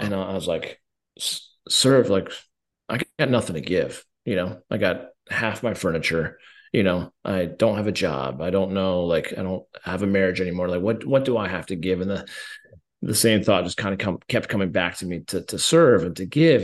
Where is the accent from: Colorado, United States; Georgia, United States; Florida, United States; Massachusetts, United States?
Colorado, United States; I'm from Colorado